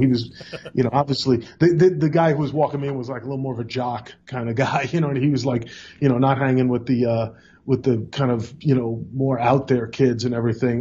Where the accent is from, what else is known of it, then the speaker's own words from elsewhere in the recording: New York City, New York, United States; also born or lived in Long Island, New York; I grew up in in Brooklyn, New York, and then Long Island